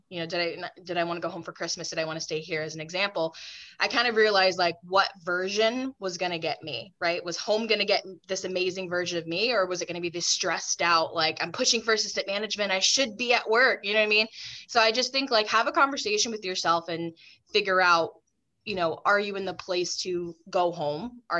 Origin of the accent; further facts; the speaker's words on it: the South, United States; I grew up in the South. Saying no to people was like kind of not acceptable.